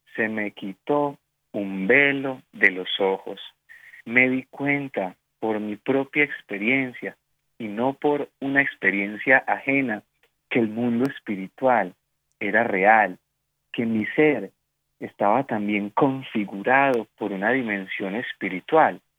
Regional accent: Colombia; como decimos aquí en mi país

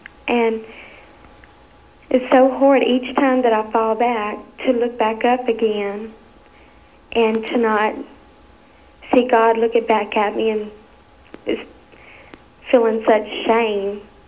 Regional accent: Lake Charles, Louisiana, United States; I'm from Lake Charles.

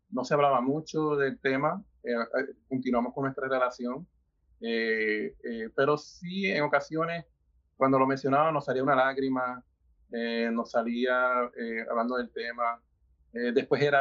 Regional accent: Puerto Rico; now in United States; yo me mudé primero para Estados Unidos, de Puerto Rico

